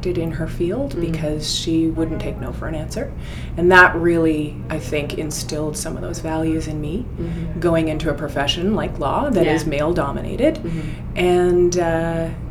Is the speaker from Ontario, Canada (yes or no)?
yes; Ottawa, Ontario, Canada; also born or lived in Newfoundland; now in Toronto, Canada; We moved to Ottawa, and I lived a pretty good childhood